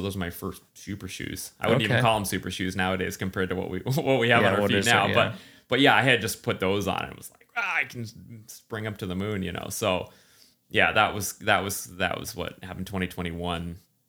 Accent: East Coast, United States; I mean, I grew up in the East Coast humidity, but I'd been away for long enough that my body didn't know what it was doing.

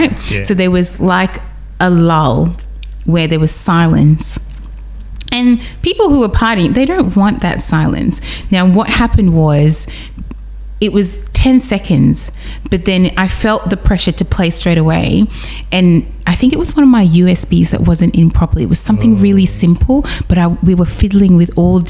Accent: Newcastle, New South Wales, Australia; now in Sydney, Australia; growing up in Newcastle

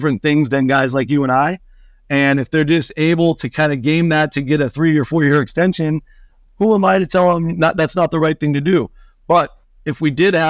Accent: Seattle, Washington, United States; moved away; I'm from Seattle originally

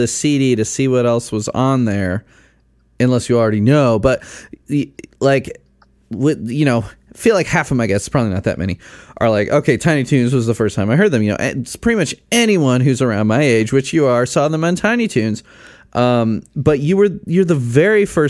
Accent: Chicago, Illinois, United States; I grew up in Chicago

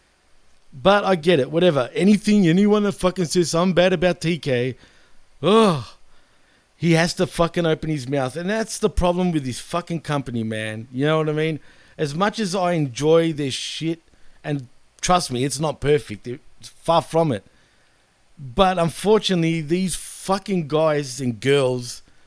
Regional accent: Australia; I'm from Australia

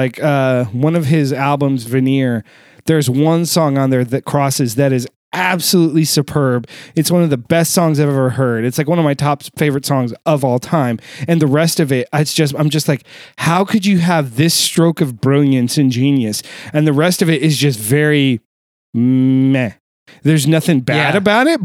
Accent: California, United States; also born or lived in Arizona / Nevada; I grew up in the West. I grew up in California, spent a lot of time in Arizona and Nevada

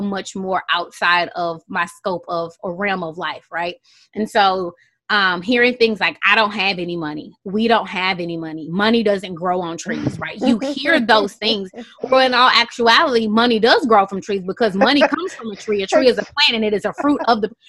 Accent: Houston, Texas, United States; moved away as an adult; also born or lived in Qatar; And I'm from Houston, Texas

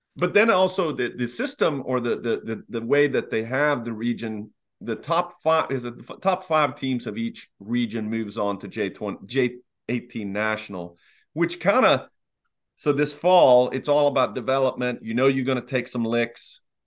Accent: Lexington, United States; I was part of organization growing up in Lexington

